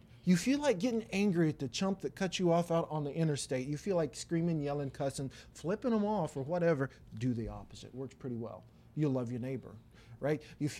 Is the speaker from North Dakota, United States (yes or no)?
no; Wyoming, United States; I did. I'm from Wyoming. I was from that area. That was my home church, right?